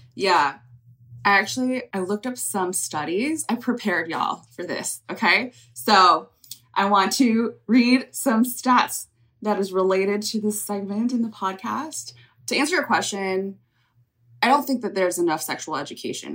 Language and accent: English; California, United States; I grew up in California